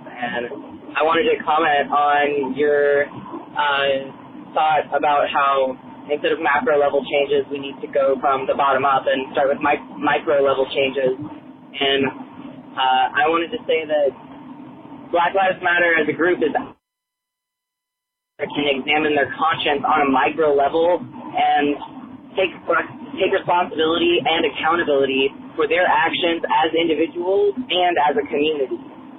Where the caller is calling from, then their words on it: Columbus, Ohio, United States; Hi, Todd. … I am from Columbus, Ohio.